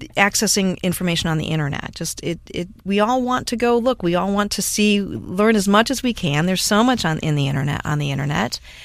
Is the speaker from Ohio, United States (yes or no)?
yes; Cleveland, Ohio, United States; moved away; I grew up in Cleveland, Ohio area